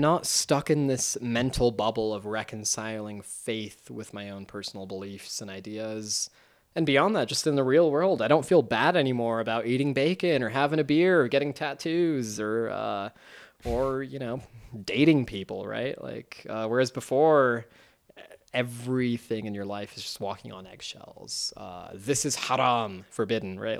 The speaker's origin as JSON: {"language": "English", "country": "United States", "said": "as an American"}